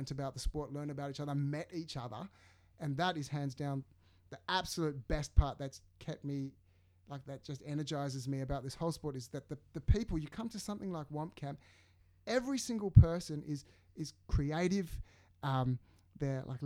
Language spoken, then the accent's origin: English; Sydney, New South Wales, Australia; I'm from the suburbs of the North Shore.